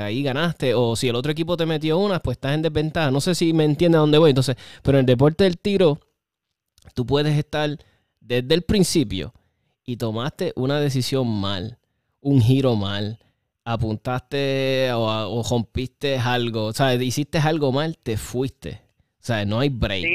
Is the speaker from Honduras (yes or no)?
no; Puerto Rico; nosotros, los boricuas